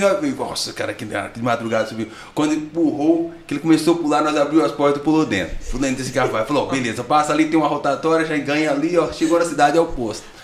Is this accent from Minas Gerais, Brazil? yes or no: yes; Francisco Badaró, Minas Gerais, Brazil; now in Taquaritinga, Brazil; Sou natural, natural de Francisco de Badaró